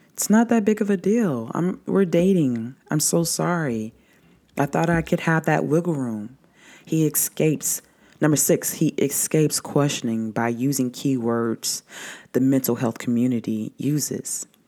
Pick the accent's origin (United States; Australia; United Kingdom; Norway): United States; the South; growing up in the South